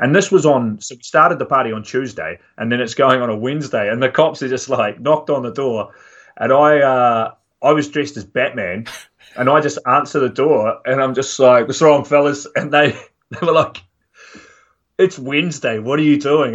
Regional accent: Dunedin, Otago, New Zealand; I'm from Dunedin in the South Island

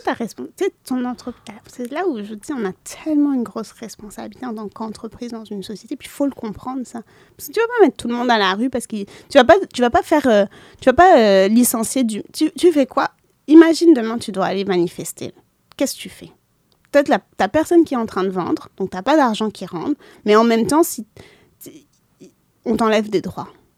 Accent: Lebanon; moved away; je suis libanaise

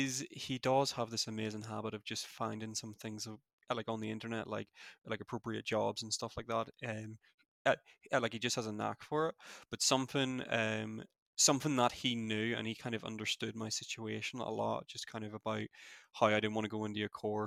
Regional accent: Newtownabbey, Northern Ireland, United Kingdom; Where I'm from is a wee town just outside of Belfast called Newton Abbey. Yeah, it's the accent.

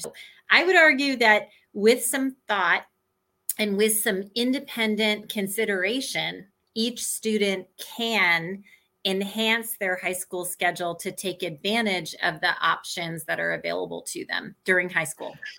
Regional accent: Indianapolis, Indiana, United States; I grew up in Indianapolis

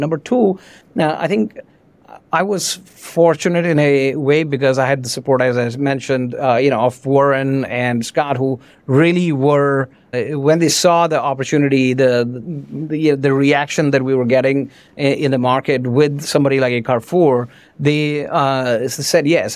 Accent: India; moved away; also born or lived in France; I grew up in India. I came to France. I did not speak French

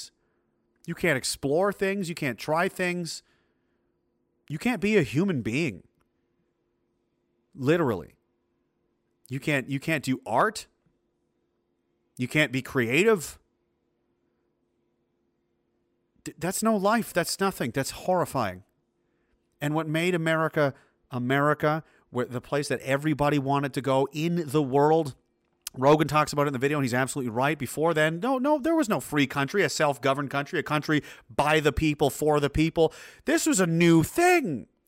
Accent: Canada; I'm a Canadian. I'm a proud Canadian.

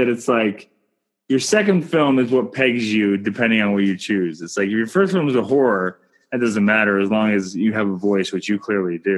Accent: Canada; I'm Canadian filmmaker

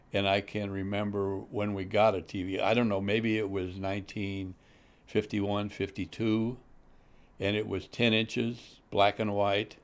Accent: St. Louis, Missouri, United States; moved away as an adult; now in Chicago area, United States; grew up in South Saint Louis

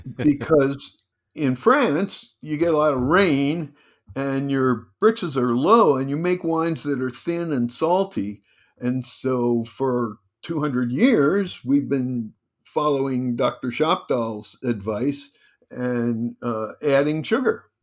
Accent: New Jersey, United States; now in California, United States; I'm from Jersey

